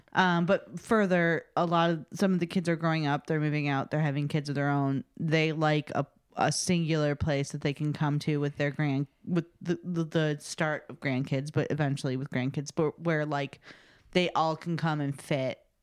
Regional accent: Chicago, Illinois, United States; I grew up in the South Side, like the South Suburbs of Chicago

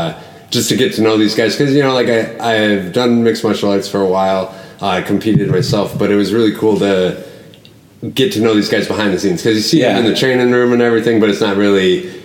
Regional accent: Rhinelander, Wisconsin, United States; also born or lived in Culver City, California; I'm from Rhinelander.

